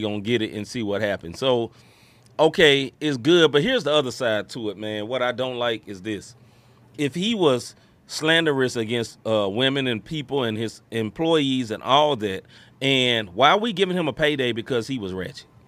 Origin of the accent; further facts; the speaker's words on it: Memphis, Tennessee, United States; now in St. Louis, United States; I am from originally from Memphis, Tennessee